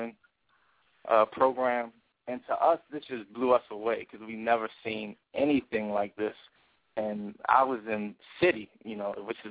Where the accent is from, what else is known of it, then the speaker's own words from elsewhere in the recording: Baltimore, Maryland, United States; also born or lived in Prince George's County, Maryland; I'm from Baltimore, hip-hop artist